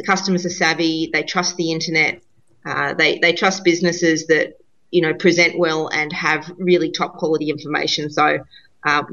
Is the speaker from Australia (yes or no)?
yes; Australia; being Australian